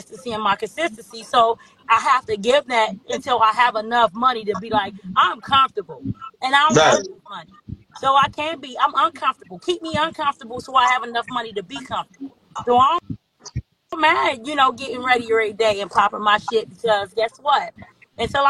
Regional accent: Cincinnati, Ohio, United States; We're from Cincinnati, Ohio

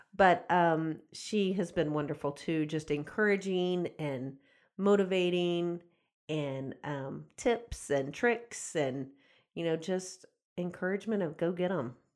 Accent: Houston, Texas, United States; I grew up outside of Houston

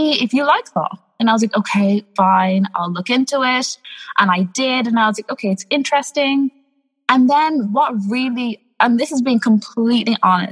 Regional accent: Ireland; I'm from Ireland. I'm Irish. I am born and bred here. I've been here all of my life.

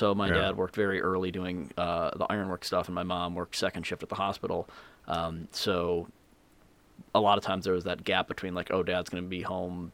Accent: Southfield, Michigan, United States; moved away as an adult; also born or lived in Boston / Chicago; I was born in Southfield, Michigan

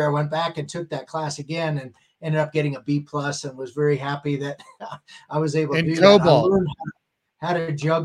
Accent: Worthington, Ohio, United States; moved away as an adult; also born or lived in Bethlehem, Pennsylvania / Dallas, Texas; I really, was living in Worthington, the Columbus area, went to Ohio State

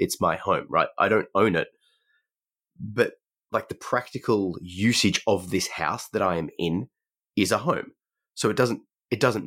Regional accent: Australia; we are both from Australia.

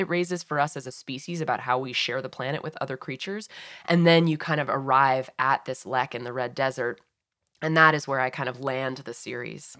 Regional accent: Massachusetts, United States; moved away; I grew up in Massachusetts

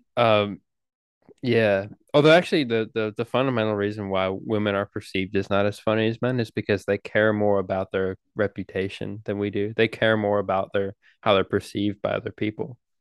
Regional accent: United States; we're American

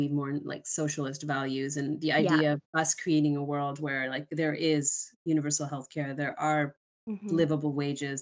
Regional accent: Canada; I was born in Canada

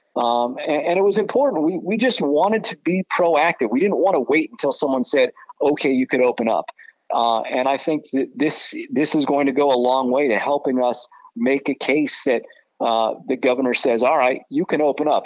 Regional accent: Southern California, United States; moved away; I grew up in Southern California

